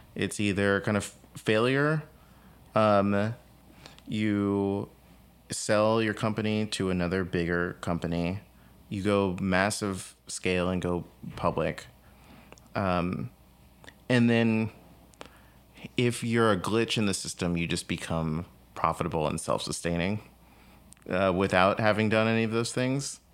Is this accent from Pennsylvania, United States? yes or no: no; San Antonio, Texas, United States; I grew up in San Antonio, Texas